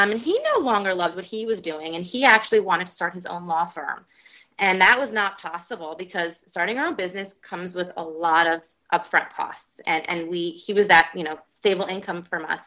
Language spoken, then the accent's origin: English; New Jersey, United States; also born or lived in New York City; We grew up in New Jersey